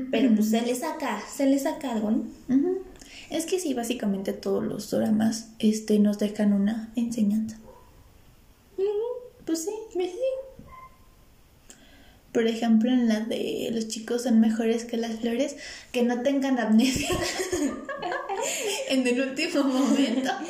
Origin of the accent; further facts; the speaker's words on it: Mexico; si yo mexicano, siendo mexicano no lo hago.